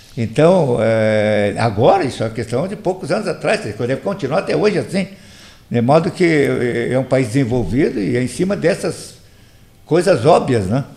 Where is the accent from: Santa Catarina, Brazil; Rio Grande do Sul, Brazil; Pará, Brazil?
Rio Grande do Sul, Brazil; Morro Redondo; Eu fui criado aqui no Morro Redondo, como você sabe, de origem alemã, mas era proibido falar alemão por causa da guerra